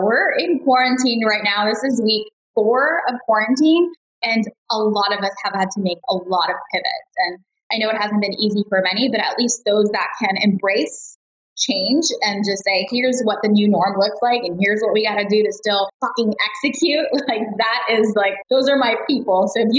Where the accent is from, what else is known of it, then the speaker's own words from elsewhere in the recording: Dallas, Texas, United States; also born or lived in Chicago; Yeah, so I grew up in Dallas, Texas, actually, but I moved everywhere. So I was actually born in Chicago.